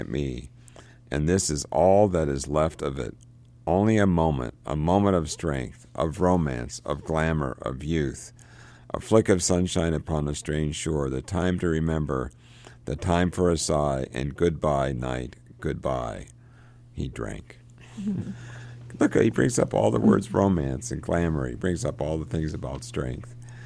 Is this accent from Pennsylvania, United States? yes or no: yes; Johnstown, Pennsylvania, United States; I grew up in Johnstown. It's just a small town, really